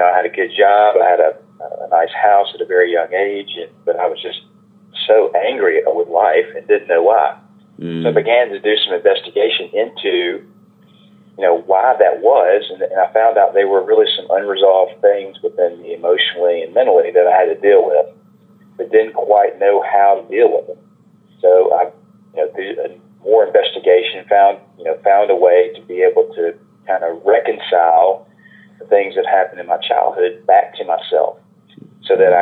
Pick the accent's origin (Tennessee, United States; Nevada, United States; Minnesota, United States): Tennessee, United States; Memphis; I was brought up in Memphis, Tennessee. I've been a lifelong Memphian and spent most of my time here